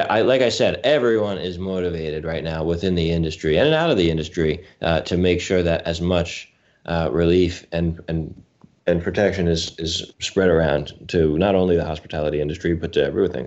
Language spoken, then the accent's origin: English; Westchester, New York, United States; I'm a New Yorker. You know, I grew up in Westchester